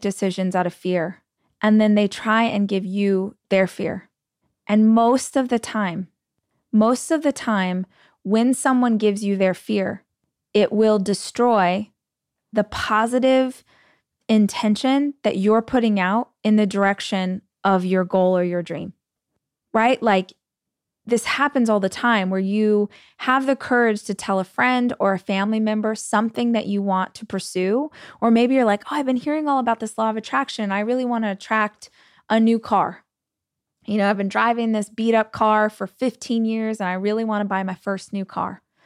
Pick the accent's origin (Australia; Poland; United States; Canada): United States; As an American